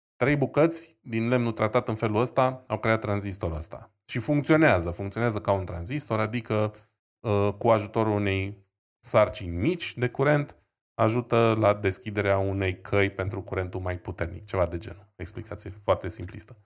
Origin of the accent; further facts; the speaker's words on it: Romania; suntem și români